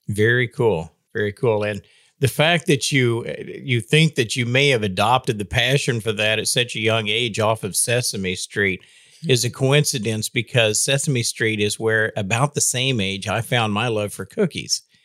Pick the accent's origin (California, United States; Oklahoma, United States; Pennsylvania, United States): Oklahoma, United States; Northwest; moved away; I, I, grew up, as you know, in Northwest Oklahoma